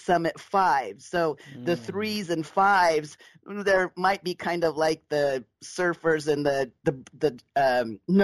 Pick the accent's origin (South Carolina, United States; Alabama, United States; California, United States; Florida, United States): California, United States; Southern; I was raised in Southern California